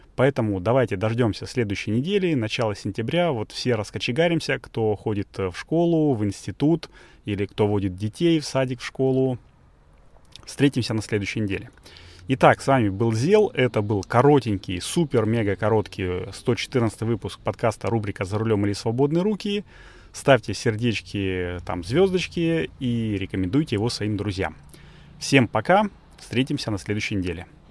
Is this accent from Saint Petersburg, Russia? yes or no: yes; Saint Petersburg, Russia; У нас в Санкт-Петербурге